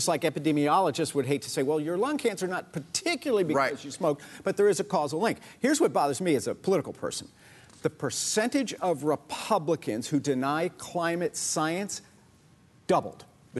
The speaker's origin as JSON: {"language": "English", "region": "Southeast Texas", "country": "United States", "said": "I'm from Southeast Texas."}